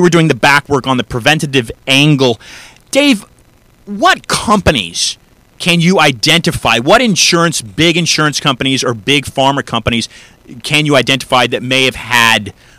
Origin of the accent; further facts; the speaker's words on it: United States; I'm a very proud American.